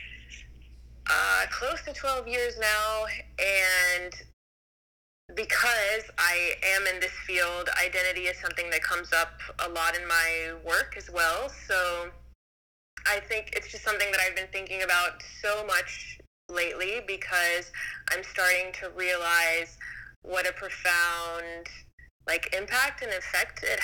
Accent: United States; also born or lived in Greece; I grew up in the United States

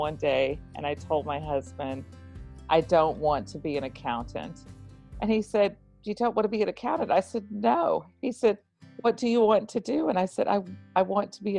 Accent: Texas, United States; I grew up in Texas in the United States.

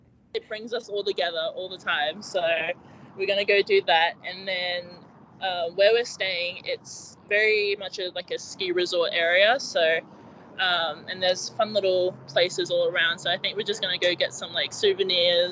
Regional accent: Brisbane, Queensland, Australia; moved away as an adult; I'm from Brisbane

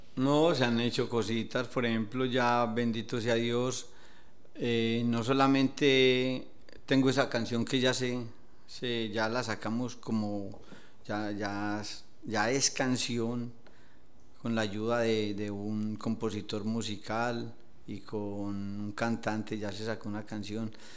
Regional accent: Medellín, Antioquia, Colombia; moved away as an adult; now in Villa del Rosario, Colombia; Yo soy de Medellín, Antioquia, de un barrio llamado Las Palmas

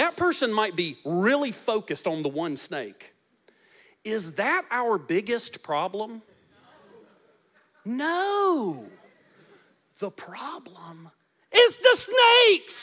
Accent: United States; I'm an American

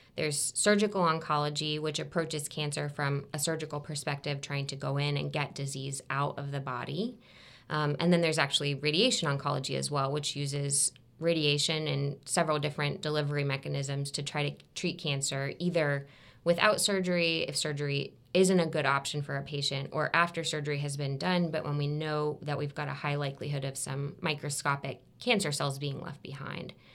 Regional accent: Tampa, Florida, United States; also born or lived in Alabama; I'm from Tampa, even though I went to school in Alabama

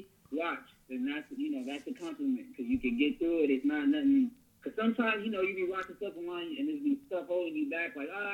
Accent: Ontario, California, United States; also born or lived in Los Angeles, California / San Diego, California; I'm from Ontario, California. Born and raised out here

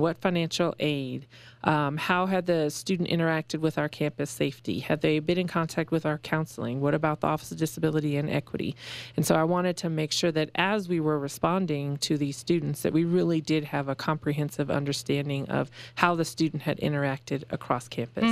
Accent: Aurora, Colorado, United States; moved away as an adult; also born or lived in Western Illinois; I am from Colorado

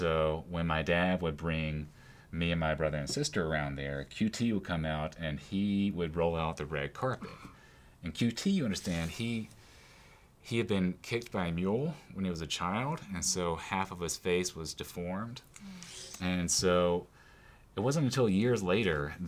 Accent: Mississippi, United States; Growing up in my hometown, we didn't even have a bookstore for a number of years. And so we would have to go to Jackson, Mississippi.

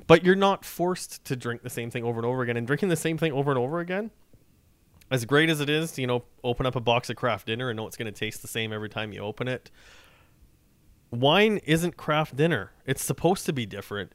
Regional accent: Saskatchewan, Canada; now in Toronto, Canada; I'm from Saskatchewan

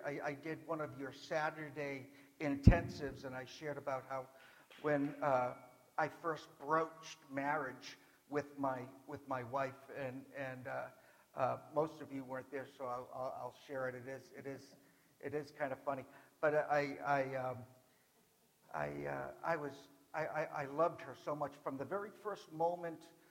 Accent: Boston, Massachusetts, United States; an Irishman from Boston

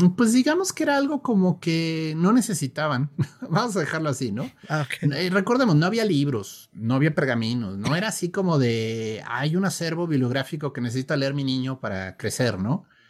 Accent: Mexico; yo soy de aquí de México

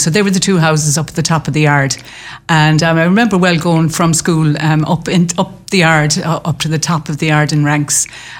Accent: Clonlara, County Clare, Ireland; also born or lived in Limerick; I grew up in Clonlara, so I was a country girl. But I suppose I knew the city from quite early on because I went to school, both national school and secondary school in Limerick.

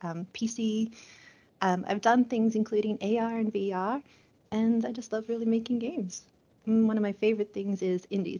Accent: Australia; moved away; I'm an Aussie

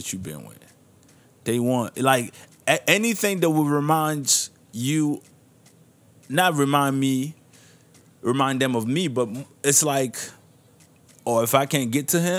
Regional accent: Niger; moved away; I'll be going back to my home country of Niger

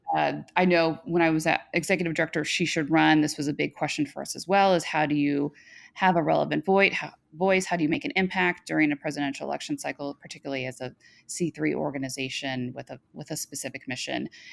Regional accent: Cincinnati, Ohio, United States; moved away as an adult; now in Washington, D.C., United States; I grew up in the Midwest, the Queen City

